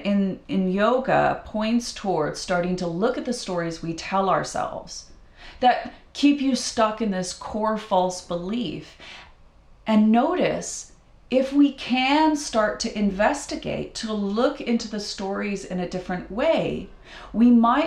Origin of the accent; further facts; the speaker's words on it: Idaho, United States; when I was a kid, I grew up in Idaho, and we have freshwater lakes